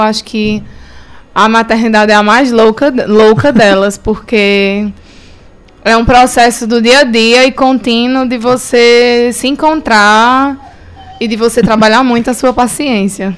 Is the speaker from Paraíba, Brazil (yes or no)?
yes; Paraíba, Brazil; moved away as an adult; now in Cariri, Brazil; Sou paraibana. É, e estamos aqui no Cariri há seis anos